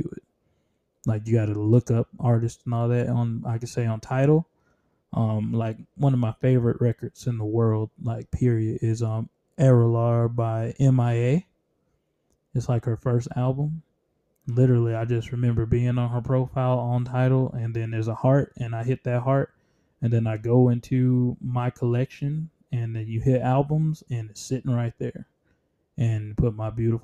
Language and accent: English; Columbus, Georgia, United States; Growing up in Columbus, Georgia